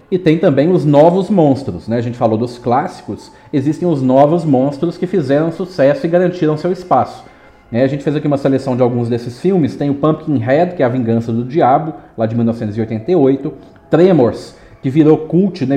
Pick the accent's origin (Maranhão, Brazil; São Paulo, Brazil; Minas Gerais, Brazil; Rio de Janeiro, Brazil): Minas Gerais, Brazil; eu sou mineiro